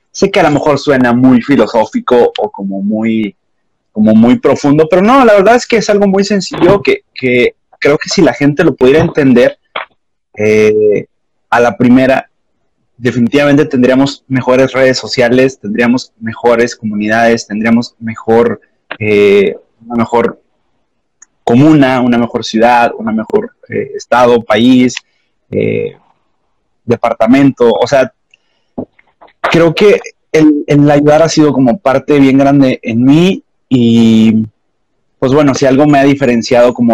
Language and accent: Spanish; Mexico; de donde yo soy, en México, que es el norte